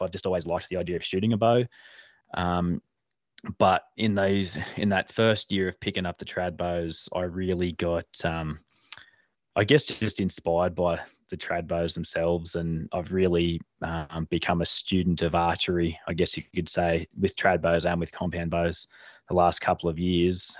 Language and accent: English; Armidale, northern New South Wales, Australia; I was actually born in Armidale, but I've only lived here, um, for the last few years, maybe four or five years. Um, so, but yeah, sort of originally based around that northern New South Wales area